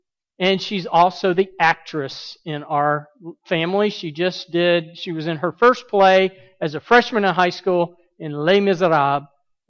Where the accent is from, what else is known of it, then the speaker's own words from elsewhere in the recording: Birmingham, Alabama, United States; moved away as an adult; also born or lived in Montgomery, Alabama / St. Louis, Missouri / Southern California; now in Atlanta, United States; I grew up in Birmingham. I've been a pastor in Montgomery, Alabama, St. Louis, Missouri, and now I'm here in Atlanta, Georgia. But Birmingham is what I call home.